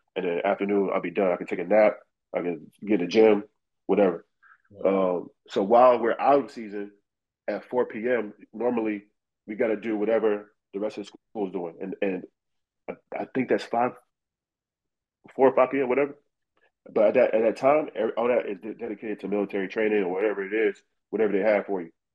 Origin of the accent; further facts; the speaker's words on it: Raleigh, North Carolina, United States; it's a capital of North Carolina, but it's not a real city. Right. You know, you get a small town feel. So growing up around the neighborhood, everybody played basketball just in the street.